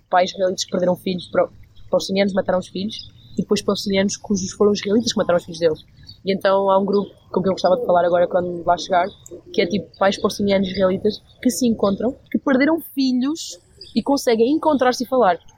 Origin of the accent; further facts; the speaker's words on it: Aveiro, Centro, Portugal; Sou de Aveiro. Aveiro. Não é bem norte, é tipo centro. Mas uh, cresci com pessoas que dizem muitas asneiras.